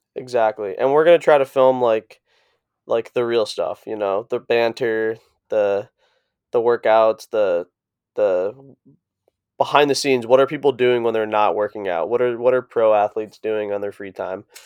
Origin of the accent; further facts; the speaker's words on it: East Coast, United States; moved away; also born or lived in Boulder; I'm from the East Coast